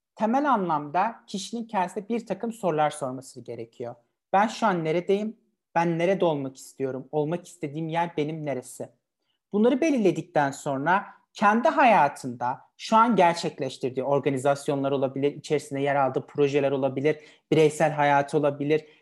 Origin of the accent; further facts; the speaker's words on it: Elazığ Province, Turkey; 8 Mayıs 1998 tarihinde Elazığ'da doğdum